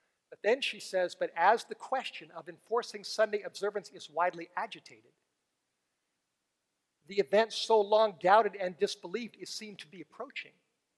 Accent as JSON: {"language": "English", "town": "San Antonio", "region": "Texas", "country": "United States", "said": "So I came from San Antonio."}